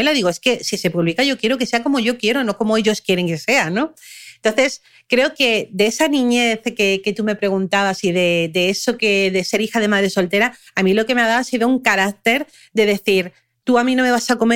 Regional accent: Germany; born there; Yo nací, en, yo nací en Alemania y nadie supo que yo había nacido, ¿no?

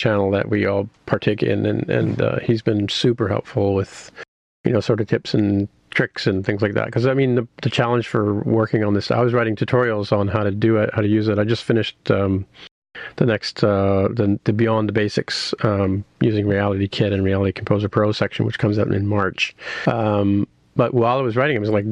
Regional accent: Canada; being Canadian

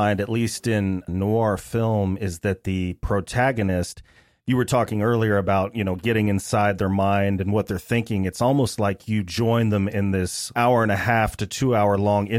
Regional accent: Texas, United States; I was born and raised in Texas, but I have never gotten used to the Texas heat and humidity.

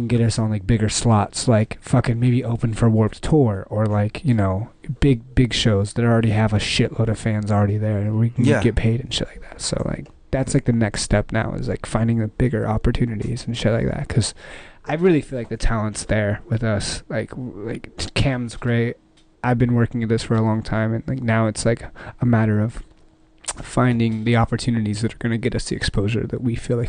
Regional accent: Dallas, Texas, United States; I came out here from Dallas, Texas like 2 years ago, met some really cool guys.

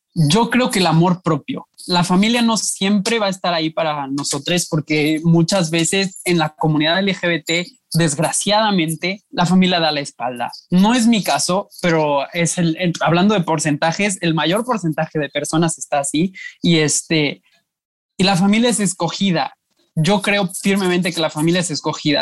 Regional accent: Puebla, Mexico; moved away as an adult; now in Monterrey, Mexico; tengo 24 años, nací en Puebla, este, pero tengo tres años viviendo aquí en Monterrey

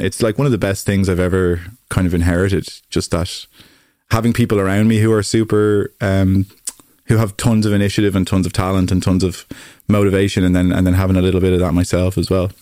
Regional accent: Greystones, County Wicklow, Ireland; I grew up in Greystones in North Wicklow

